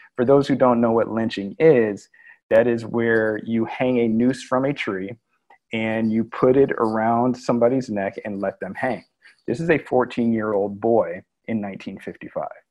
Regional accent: United States; as Americans

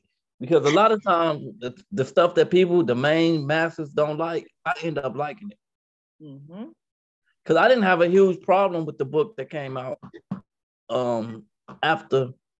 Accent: Chicago, Illinois, United States; also born or lived in Minnesota; now in Indiana, United States; No, I'm originally from Chicago. Mm-hmm. Yeah, I live in Indiana now, though. I lived in Minnesota most of my life, though.

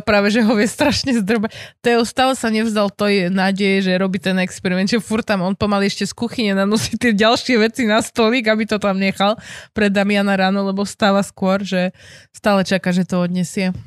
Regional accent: Žilina, Žilina Region, Slovakia; zo Žiliny, odkiaľ pochádzam

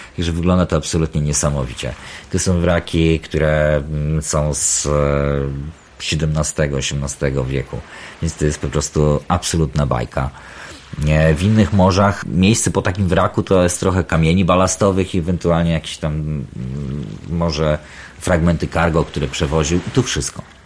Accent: Baltic coast, Poland; Urodziłem i wychowałem się nad morzem i to morze w moim życiu było zawsze bardzo obecne. Bałtyk

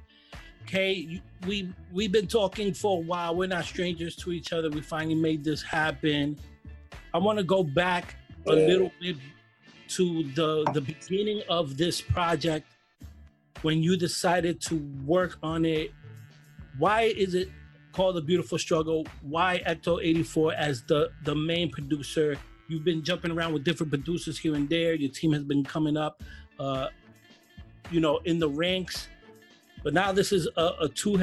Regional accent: New York City, New York, United States; I'm born and raised in Brooklyn

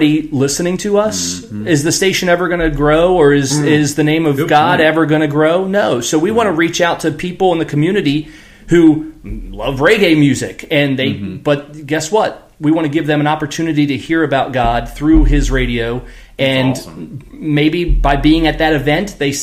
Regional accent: Chesapeake Bay, United States; moved away as an adult; also born or lived in Maine; now in Chapin, United States; I grew up on the Chesapeake Bay. My dad sold boats for 40 years.

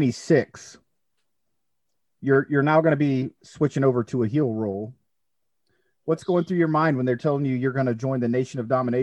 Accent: Tampa, Florida, United States; but I'm originally from Tampa.

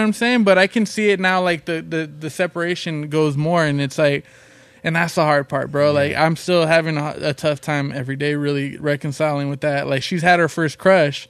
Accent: Long Beach, California, United States; also born or lived in Compton, California; we grew up in Long Beach and Compton

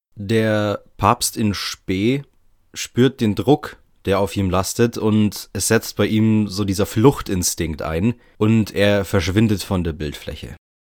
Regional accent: Germany; bei uns in Deutschland

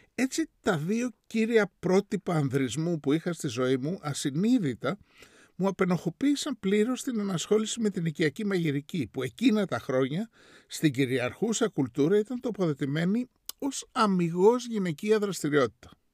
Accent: Greece; moved away as an adult; also born or lived in New York; μεγαλώνοντας στην Ελλάδα

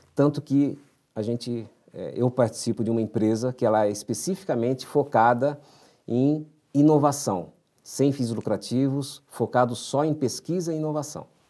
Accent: São Paulo, Brazil; Eu nasci em São Paulo, na, numa família de imigrantes

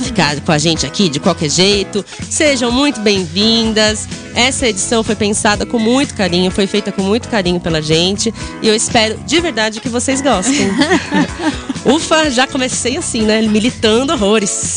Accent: São Paulo, Brazil; a gente é aqui de São Paulo

